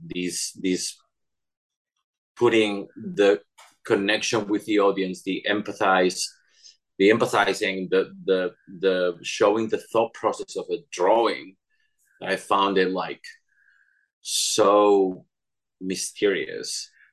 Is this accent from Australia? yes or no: no; Barcelona, Catalonia, Spain; English is a second language; moved away as an adult; also born or lived in Cadiz, Spain / Madrid, Spain; growing up in Barcelona